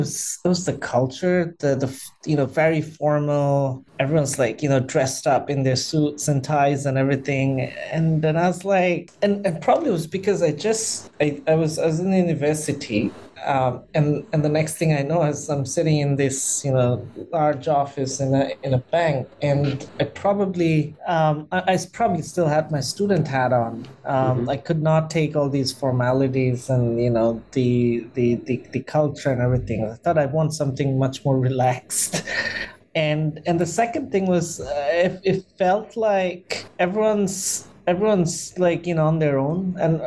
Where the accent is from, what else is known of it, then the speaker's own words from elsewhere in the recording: Dhaka, Dhaka Division, Bangladesh; So I was born in Bangladesh in the capital, Dhaka, which is probably one of the most populous city in the world. And yes, I my schooling, my university, everything happened in Dhaka.